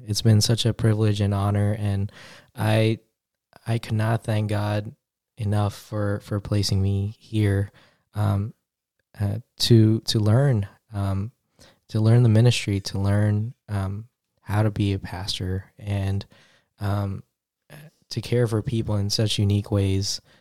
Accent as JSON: {"language": "English", "region": "New York", "country": "United States", "moved": "as an adult", "said": "I'm originally from New York. I'm a city, city kid"}